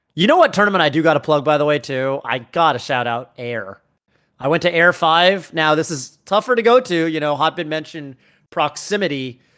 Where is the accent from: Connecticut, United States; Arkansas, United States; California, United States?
California, United States; Northern; I'm from NorCal